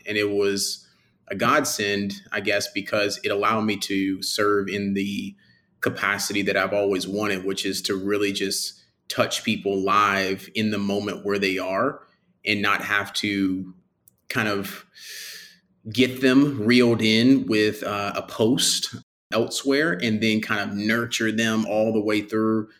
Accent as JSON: {"language": "English", "town": "Birmingham", "region": "Alabama", "country": "United States", "tie": "born or raised there", "said": "I'm from Birmingham, Alabama, born and raised"}